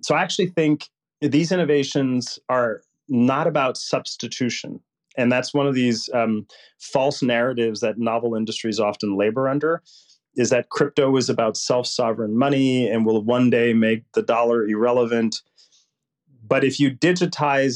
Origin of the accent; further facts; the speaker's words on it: Puerto Rico; I grew up poor in Puerto Rico, which would make Mississippi look rich.